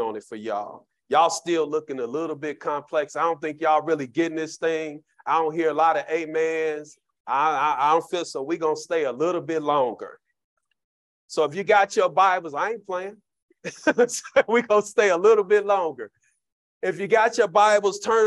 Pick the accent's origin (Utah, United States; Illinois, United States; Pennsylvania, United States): Illinois, United States; Chicago; Growing up in Cabrini Green